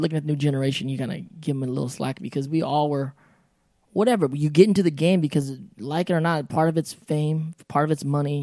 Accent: United States; we grew up in America

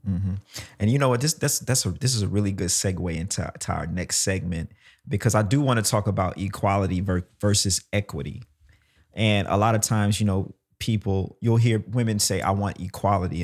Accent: Mississippi, United States; also born or lived in Jackson; now in New York, United States; I'm from Mississippi

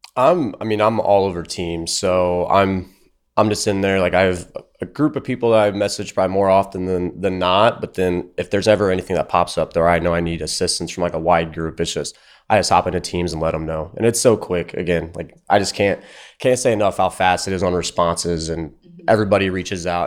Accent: Fort Wayne, Indiana, United States; I'm from Fort Wayne, Indiana.

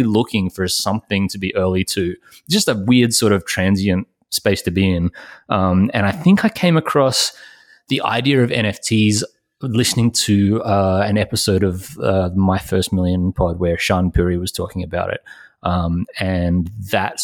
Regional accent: Australia; I'm obviously Australian

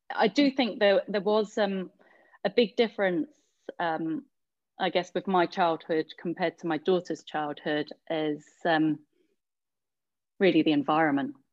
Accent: London, United Kingdom; growing up in Hackney, a lot of time yeah. spent on park courts

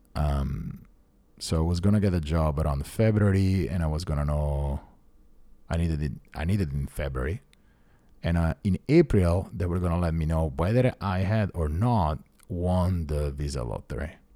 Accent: Italy; moved away as an adult; now in United States; I'm an Italian citizen

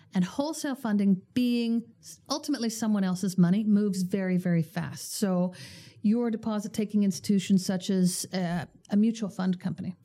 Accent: Canada; as Canadians

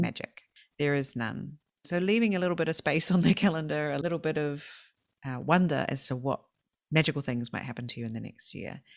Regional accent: South Island, New Zealand; moved away as an adult; also born or lived in Sweden; now in Japan; I've always went to play golf with my family when I was growing up in the South Island

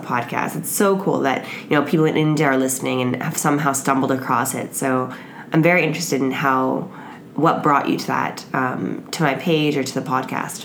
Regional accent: Canada; I'm Canadian and most of my friends are Canadian

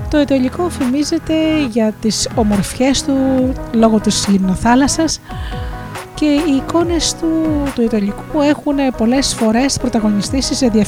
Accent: Chalkida, Central Greece, Greece; born there; Γεννήθηκα στη Χαλκίδα και από παιδί μου άρεσε να δημιουργώ χειροποίητα αντικείμενα με υλικά που έβρισκα στη θάλασσα.

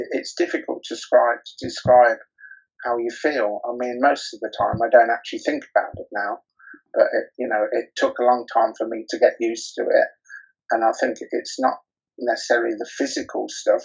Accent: Rothwell, East Midlands, United Kingdom; also born or lived in Coventry; now in Birmingham, United Kingdom; I'm actually from Northamptonshire, a very small town in Northamptonshire called Rothwell

